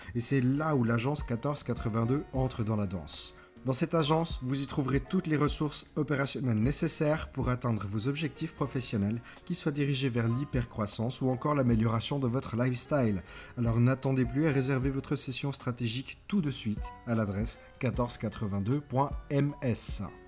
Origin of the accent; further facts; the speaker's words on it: Switzerland; accent: Swiss; je viens de Suisse